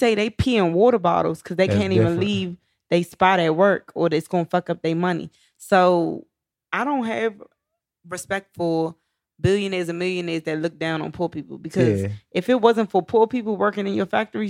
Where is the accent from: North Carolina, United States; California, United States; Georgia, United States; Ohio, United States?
North Carolina, United States; Charlotte; I'm from Charlotte